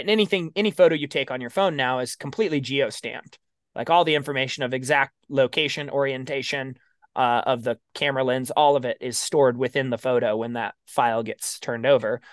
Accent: Baker City, Oregon, United States; It's actually my hometown

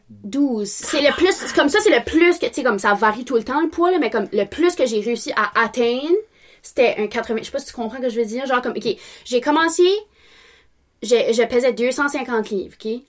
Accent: Bathurst, New Brunswick, Canada; je suis née à Bathurst, born and raised

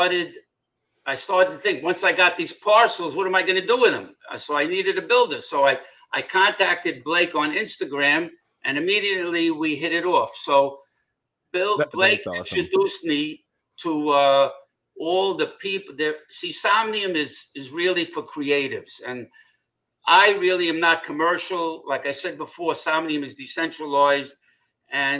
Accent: New York City, New York, United States; also born or lived in Manhattan; I was born in Brooklyn, and I moved to Manhattan when I was 18

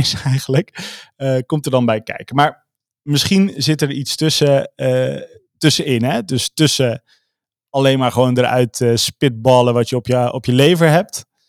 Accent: Veluwe, Gelderland, Netherlands; Ik kom dus van de Veluwe.

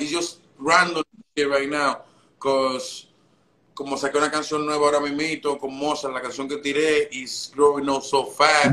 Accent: Dominican Republic; also born or lived in Santo Domingo; now in New York, United States; yo nací en República Dominicana

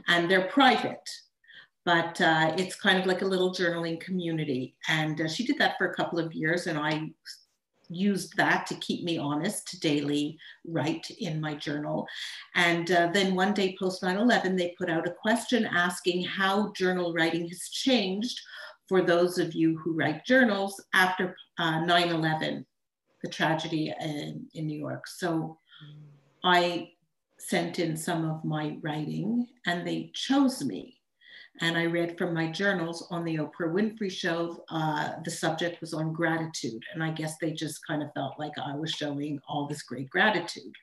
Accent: Montreal, Quebec, Canada; also born or lived in Tucson, Arizona; I'm from Montreal, Canada

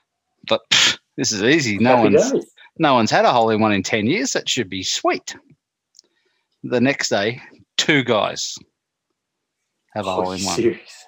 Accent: Maldon, East of England, United Kingdom; what you got to realize is that I'm from Maldon. I've lived there virtually my whole life.

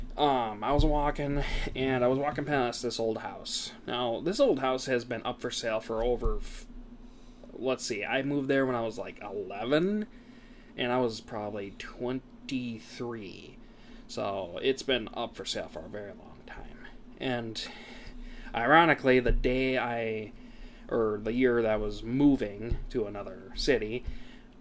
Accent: Wisconsin, United States; We're from Wisconsin

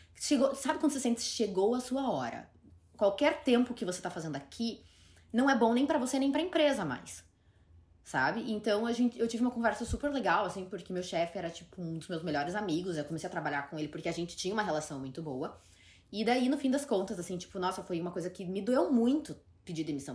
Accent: Curitiba, Paraná, Brazil; moved away as an adult; also born or lived in Ireland; now in New York, United States; porque Curitiba é minha casa, é minha cidade natal

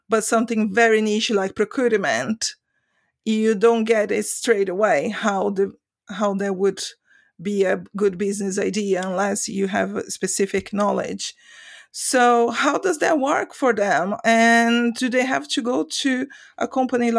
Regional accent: Brazil; now in Sweden; I'm from Brazil originally

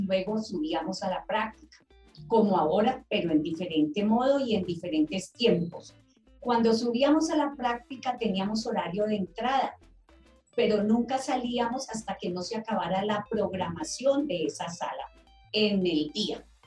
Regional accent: Palmira, Valle del Cauca, Colombia; moved away as an adult; also born or lived in Bogotá; Yo soy de Palmira Valle y tuve que emigrar a Bogotá para poder estudiar instrumentación quirúrgica

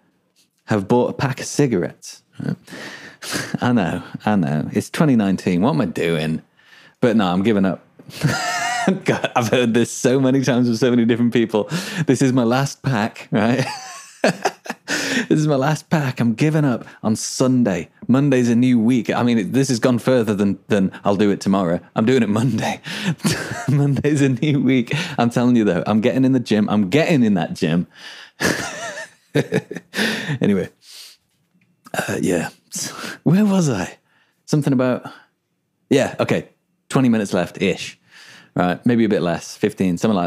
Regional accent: England, United Kingdom; moved away; also born or lived in Melbourne, Australia; I'm English, right? Pulled the English card. Look, mate, I am English

